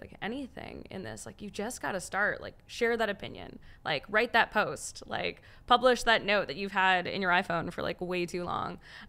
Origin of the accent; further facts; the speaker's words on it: Canada; As a Canadian